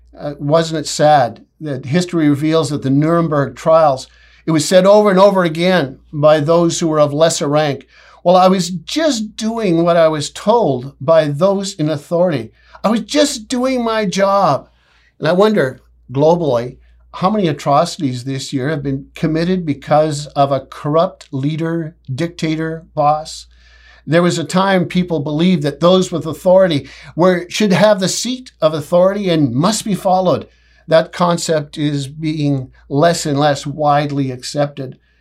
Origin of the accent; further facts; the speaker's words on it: Canada; I'm so proud to be a Canadian